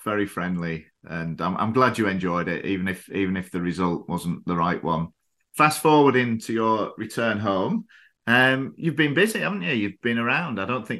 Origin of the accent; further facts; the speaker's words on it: Kendal, North West England, United Kingdom; now in Thailand; my hometown